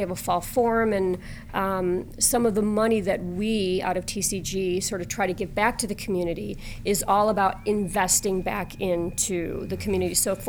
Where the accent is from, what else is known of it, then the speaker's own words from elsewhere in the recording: West Suburbs of Chicago, Illinois, United States; also born or lived in New York City; now in Chicago, United States; I grew up in the West Suburbs